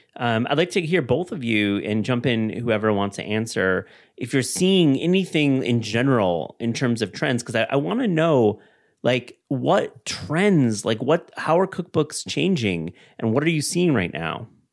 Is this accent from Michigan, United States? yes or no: yes; Kalamazoo, Michigan, United States; down the road is where I grew up in Kalamazoo, Michigan